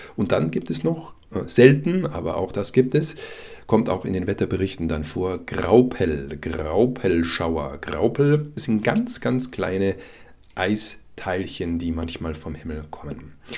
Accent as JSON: {"language": "German", "country": "Germany", "said": "als Deutscher"}